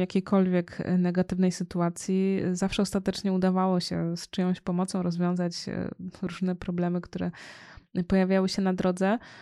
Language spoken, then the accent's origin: Polish; Poland; mieszkając w Polsce, w kraju, w którym się urodziłam